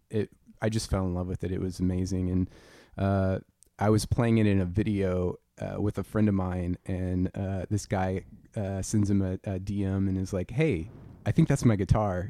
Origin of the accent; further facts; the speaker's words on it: Louisiana, United States; I'm from Louisiana